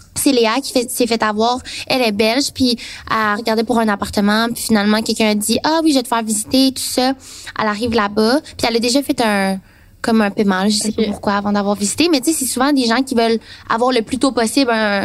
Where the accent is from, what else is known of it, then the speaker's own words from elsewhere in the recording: Trois-Rivières, Quebec, Canada; je viens de Trois-Rivières